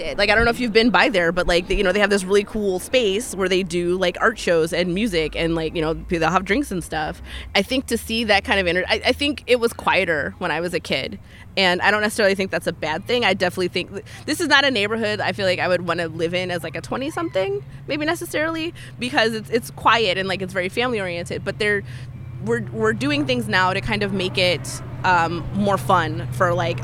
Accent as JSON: {"language": "English", "town": "Chicago", "region": "Illinois", "country": "United States", "tie": "born or raised there", "said": "It's very family oriented. There's a lot of kids just kind of like running around all over the place."}